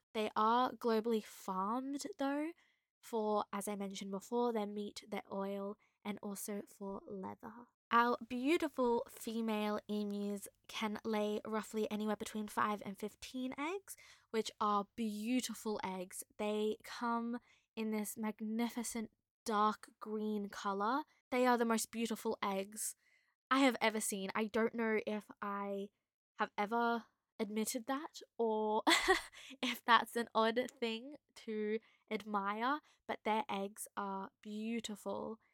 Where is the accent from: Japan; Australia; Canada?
Australia; Queensland; I am from Queensland. I live in the Sunshine State